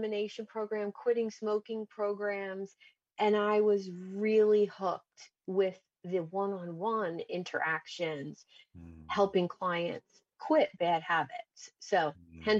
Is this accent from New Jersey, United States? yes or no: yes; New Jersey, United States; In South Jersey